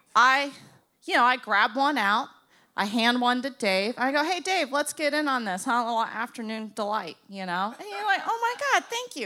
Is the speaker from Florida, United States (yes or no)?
yes; Boca Raton, Florida, United States; I'm from Boca Raton.